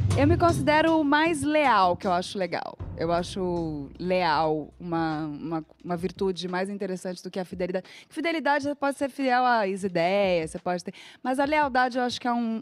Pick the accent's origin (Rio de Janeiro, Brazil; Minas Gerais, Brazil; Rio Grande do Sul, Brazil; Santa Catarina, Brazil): Rio de Janeiro, Brazil; moved away as an adult; also born or lived in Porto Alegre; now in São Paulo, Brazil; eu fui criada no Rio de Janeiro. Só que assim, nasci em Porto Alegre